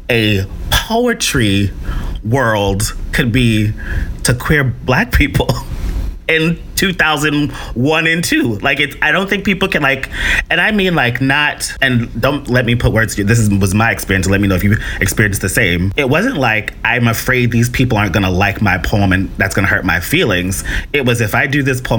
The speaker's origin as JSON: {"language": "English", "region": "Tennessee", "country": "United States", "lives_now": "New York City, United States", "said": "Because I came to NYU from Tennessee, like sort of discovered poetry and performing poetry in college."}